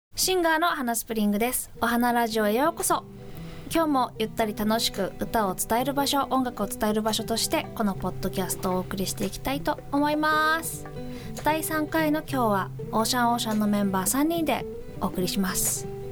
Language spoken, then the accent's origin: Japanese; Kawasaki, Kanagawa, Japan; 私も神奈川県出身、まあ、川崎